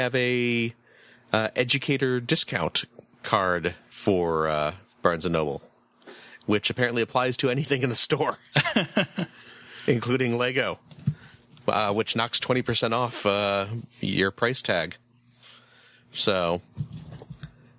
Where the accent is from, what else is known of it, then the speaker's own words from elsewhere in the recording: Chicago, Illinois, United States; I am from the Chicagoland area